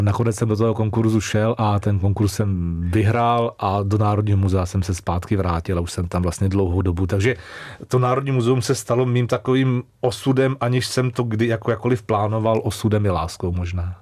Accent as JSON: {"language": "Czech", "region": "Prague", "country": "Czechia", "tie": "born or raised there", "moved": "as an adult", "lives_now": "Úvaly, Czech Republic", "said": "jsem Žižkovák, já jsem strávil celé Aha. dětství na Žižkově, takže já jsem Žižkovský kluk"}